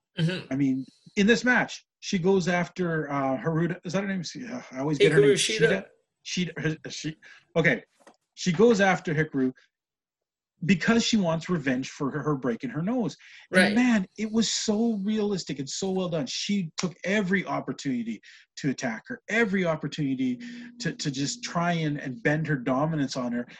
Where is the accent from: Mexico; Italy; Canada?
Canada; Western Canada; being a Canadian fan from Western Canada